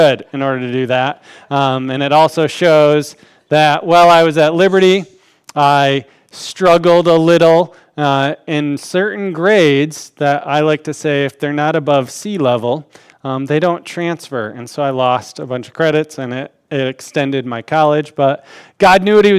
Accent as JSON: {"language": "English", "town": "Grand Rapids", "region": "Michigan", "country": "United States", "tie": "born or raised there", "moved": "as an adult", "lives_now": "Mishawaka, United States", "said": "I grew up in Grand Rapids, Michigan."}